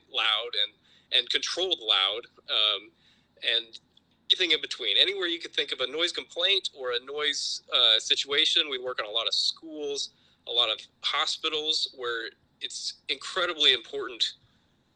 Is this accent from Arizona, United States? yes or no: no; Urbandale, Iowa, United States; I lived in Urbandale growing up my whole childhood through high school, and went to Urbandale High School